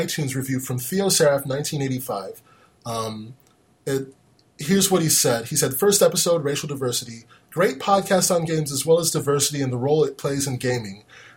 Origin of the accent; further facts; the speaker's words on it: United States; I'm an American black dude